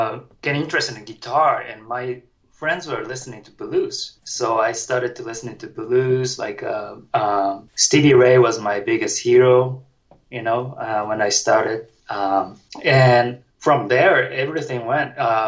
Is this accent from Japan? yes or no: yes; Tokyo, Japan; English is a second language; moved away as an adult; Oh, I grew up in Tokyo.